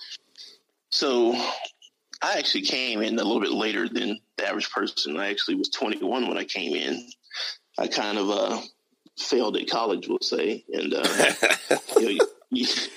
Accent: Los Angeles, California, United States; I was born and raised in Los Angeles, California

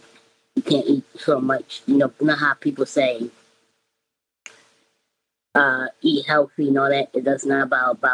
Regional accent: Philadelphia, Pennsylvania, United States; I'm from Philly

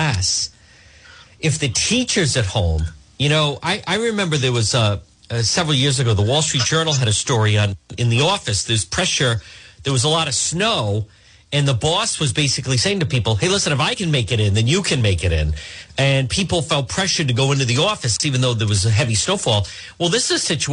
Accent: Cranston, Rhode Island, United States; Cranston, which happens to be my hometown

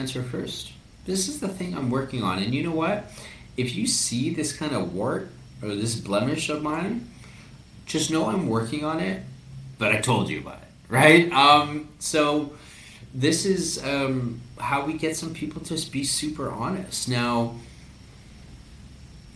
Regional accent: Canada; also born or lived in Peru; I am Canadian Peruvian.

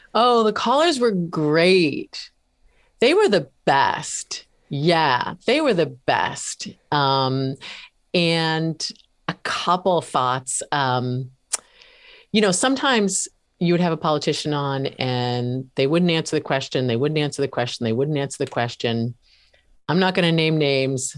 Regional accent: New Hampshire, United States; moved away; also born or lived in Washington, D.C.; moved back to my home state of New Hampshire in nineteen ninety-five

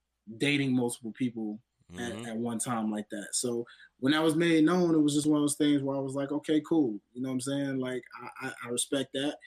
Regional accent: the South, United States; even though I was raised in the South, I got a little bit of the North in me a little bit, you know, shout out to York, PA, where my pops lives

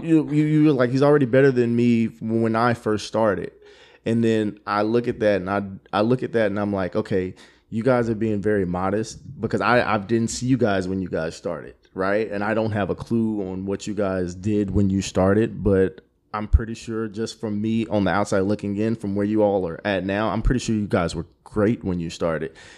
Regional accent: Killeen, Texas, United States; also born or lived in Germany / Georgia; moved to Killeen when I was like four, and now I'm just from Killeen.

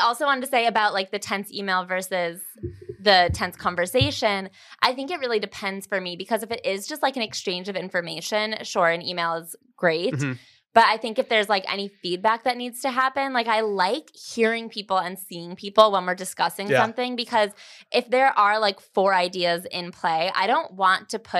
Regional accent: Chicago, Illinois, United States; also born or lived in Los Angeles; now in New York, United States; I'm from Chicago or like the suburbs of Chicago. And then I lived in LA for a couple of years and then I moved to New York.

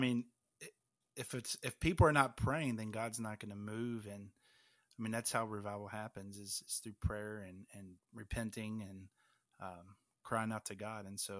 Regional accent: Louisville, Kentucky, United States; I'm from Louisville, Kentucky.

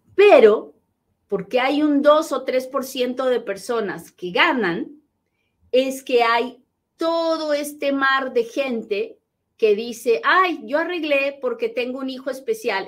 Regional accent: Peru; now in United States; soy bien peruana

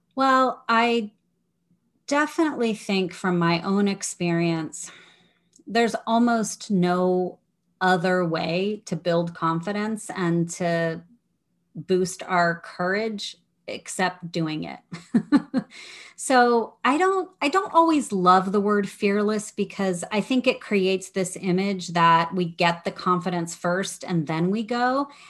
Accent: Midwest, United States; moved away as an adult; also born or lived in Washington, D.C.; I grew up in the Midwest.

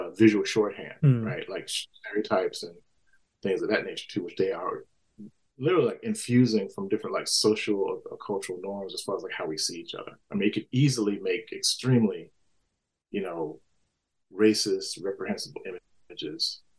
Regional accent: Mississippi, United States; I grew up in Mississippi, you know, in a, you know, post-civil rights era.

